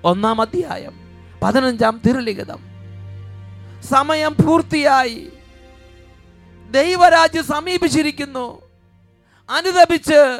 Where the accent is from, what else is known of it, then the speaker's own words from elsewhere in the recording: Poomala, Kerala, India; ഞാൻ തൃശ്ശൂർ അതിരൂപത പൂമല ഇടവകയിൽ നിന്നും വരുന്നു